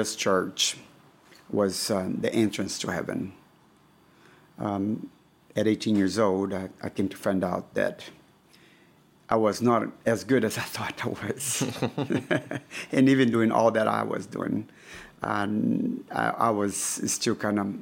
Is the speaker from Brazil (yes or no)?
yes; Brazil; moved away as an adult; also born or lived in Memphis, United States; now in Lithuania; I was born and raised in Brazil